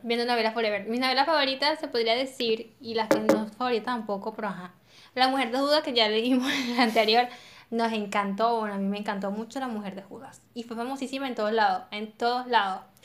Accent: Venezuela; nosotros somos así, los venezolanos tenemos muchas creencias

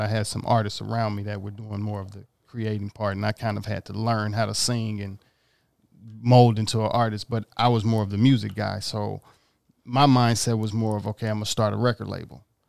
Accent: Mississippi, United States; now in Los Angeles, United States; I grew up in Mississippi

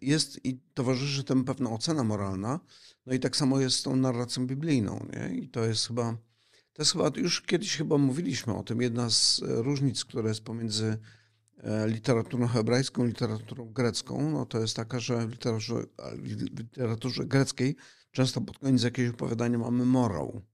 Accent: Silesian Voivodeship, Poland; Bo ja pochodzę ze Śląska.

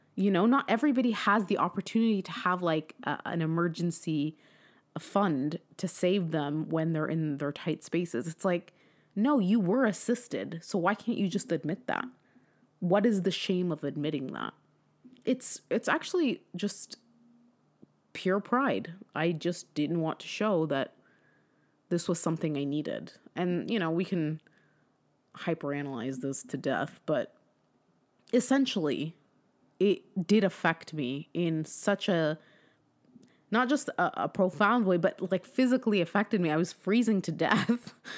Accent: California, United States; moved away; I'm from California

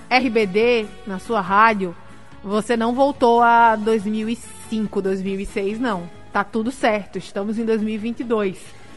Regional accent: Guamaré, Rio Grande do Norte, Brazil; also born or lived in Natal; lá no meu interior, lá em Guamaré.

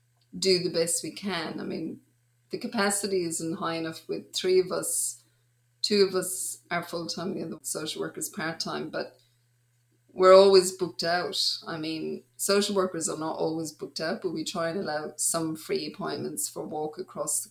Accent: Ireland; moved away as an adult; also born or lived in Dublin; now in Australia; I grew up in Ireland, but then I spent a lot of my adult life in Australia.

